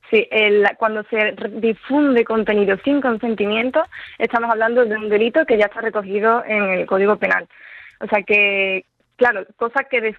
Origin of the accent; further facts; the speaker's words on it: Seville, Andalusia, Spain; De Sevilla.